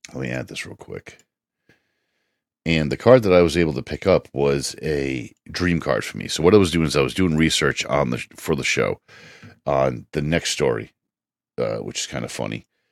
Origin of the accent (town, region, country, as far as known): United States